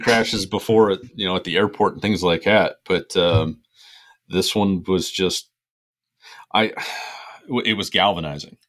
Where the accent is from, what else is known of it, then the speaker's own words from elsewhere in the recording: Ohio, United States; I'm from Ohio